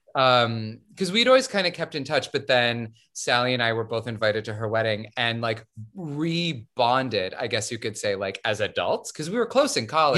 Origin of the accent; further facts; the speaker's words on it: Syracuse, New York, United States; I am from Syracuse, New York, sunny Syracuse